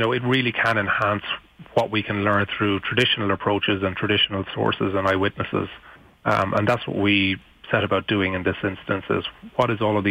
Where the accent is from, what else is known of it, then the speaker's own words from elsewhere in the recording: Ireland; I'm from Ireland